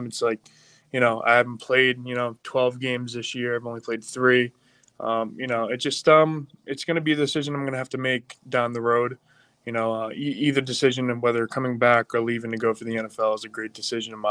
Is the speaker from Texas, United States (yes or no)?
no; Long Island, New York, United States; now in Pittsburgh, United States; I'm not from Pittsburgh, you know, I'm from Long Island